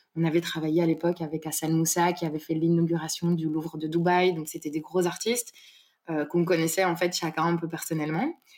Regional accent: Brussels, Brussels-Capital Region, Belgium; now in Marseille, France; je viens de, de Bruxelles.

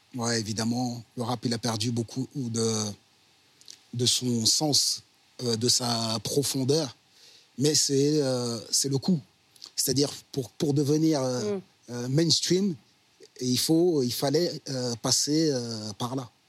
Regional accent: Orly, Île-de-France, France; Moi, je suis d'Orly à la base

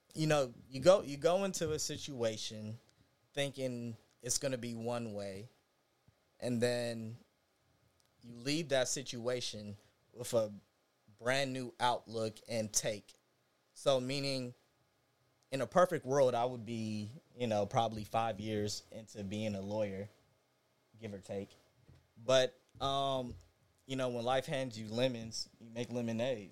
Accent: Inglewood, California, United States; also born or lived in Los Angeles; I'm a Inglewood native. Born and raised, um, I've lived all over L

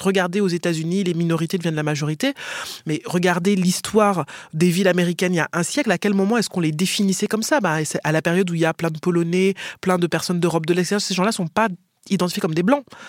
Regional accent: Martinique; moved away; Je viens des Antilles

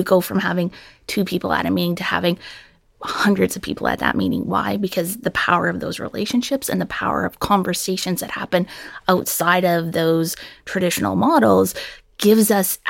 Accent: Alberta, Canada; now in United States; so you might be able to tell my accent isn't from Mississippi. I'm originally from Alberta, Canada.

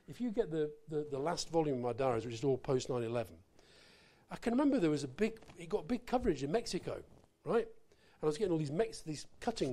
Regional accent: Scotland, United Kingdom; I'm very British, right? But I'm British then Scottish.

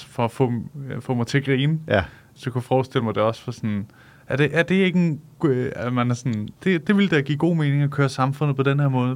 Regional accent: Solrød, Zealand, Denmark; jeg kommer fra Solrød

